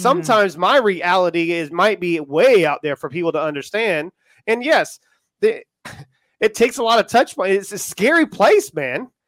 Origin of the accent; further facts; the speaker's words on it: United States; accent: American; now in United Kingdom; if you can tell from my accent, I am American and I am in the U K